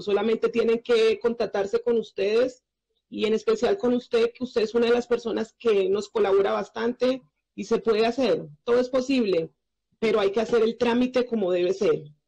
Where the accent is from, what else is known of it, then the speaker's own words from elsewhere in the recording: Colombia; also born or lived in Chile; Me encuentro muy feliz en mi país